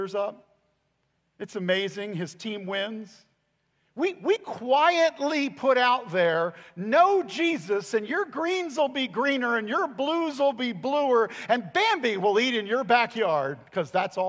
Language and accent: English; United States; I am an American